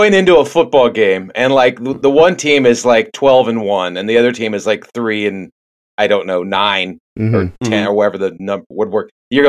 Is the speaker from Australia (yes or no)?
no; Northern Virginia, United States; Back then, I lived in Northern Virginia. I grew up in Northern Virginia.